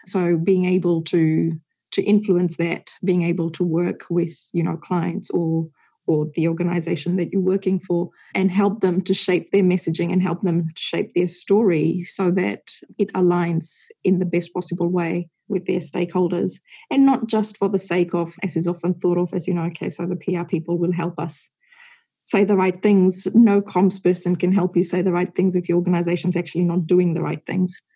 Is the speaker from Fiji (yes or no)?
yes; Fiji; also born or lived in Singapore / Hong Kong / India; now in New Zealand; I grew up in Fiji